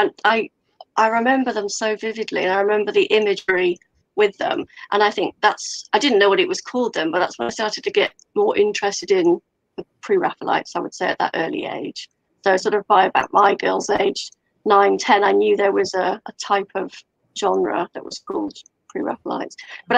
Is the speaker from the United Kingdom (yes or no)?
yes; Wales, United Kingdom; Yes, that is a Welsh dragon, and yes, I am Welsh. I know I don't sound Welsh, but my family are all Welsh, my partner's Welsh, and Welsh, yeah.